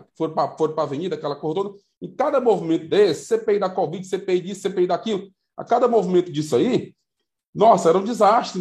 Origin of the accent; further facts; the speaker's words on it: Piauí, Brazil; até mesmo aqui no Piauí, é, de onde eu sou, nós, Nordeste